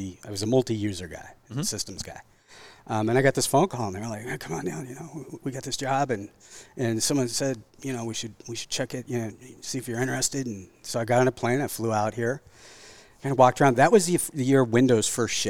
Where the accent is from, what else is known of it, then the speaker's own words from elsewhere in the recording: Santa Cruz, California, United States; moved away as an adult; now in Washington, United States; I grew up in, like, the Santa Cruz, Scotts Valley area